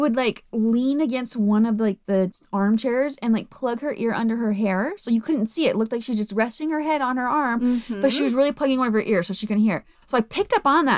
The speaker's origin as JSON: {"language": "English", "region": "Utah", "country": "United States", "said": "I'm from Utah"}